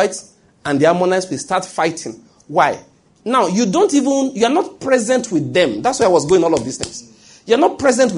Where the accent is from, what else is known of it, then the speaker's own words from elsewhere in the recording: Ondo, Nigeria; moved away as an adult; also born or lived in Benin City, Edo State; I grew up in Ondo State, did my schooling in University of Benin